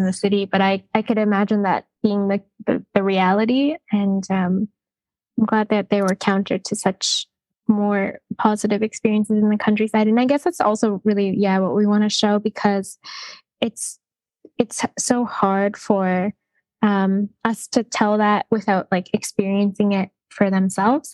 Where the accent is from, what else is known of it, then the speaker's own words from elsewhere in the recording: Vancouver, British Columbia, Canada; moved away as an adult; now in Kamikatsu, Japan; But I grew up in Canada and I grew up in Vancouver where it was just so multicultural